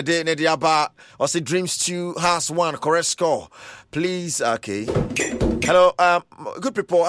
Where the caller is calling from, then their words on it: Dubai, United Arab Emirates; from Sefi. I'm watching you live in Dubai.